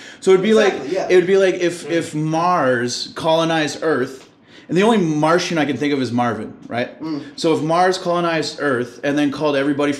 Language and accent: English; Canada; I'm Native American. Well, I hate that term too, but I'm Aboriginal from Canada.